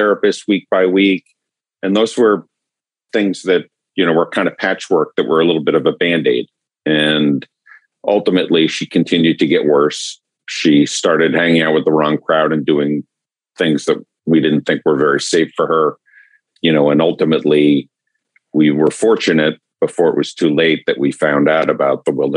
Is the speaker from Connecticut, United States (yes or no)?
yes; New York area, Southern Connecticut, United States; moved away as an adult; now in Atlanta, United States; I grew up in the New York area in Southern Connecticut